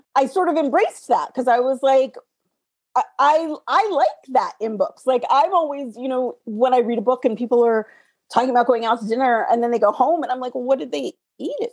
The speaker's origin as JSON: {"language": "English", "country": "United States", "tie": "born or raised there", "said": "growing up in America as a girl"}